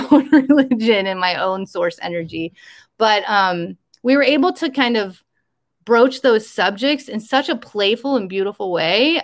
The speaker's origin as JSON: {"language": "English", "region": "rural Iowa", "country": "United States", "tie": "born or raised there", "moved": "yes", "said": "this is my hometown that i grew up in very rural iowa"}